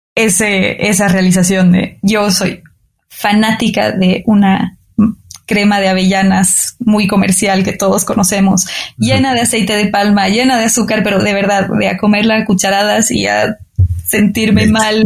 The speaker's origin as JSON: {"language": "Spanish", "country": "Bolivia", "tie": "born or raised there", "also_born_or_lived": "France", "moved": "yes", "lives_now": "Mexico", "said": "Nací en Bolivia"}